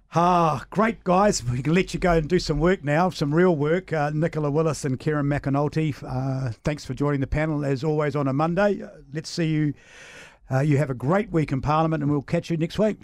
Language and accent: English; Samoa; moved away; I grew up in Western Samoa as a child